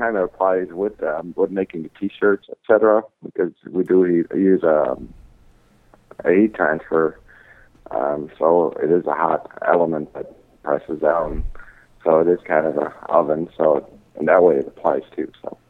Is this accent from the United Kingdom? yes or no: no; Netherlands; moved away as an adult; also born or lived in Michigan / Dallas; now in United States; I was born and raised in the Netherlands, so I'm 100% Dutch.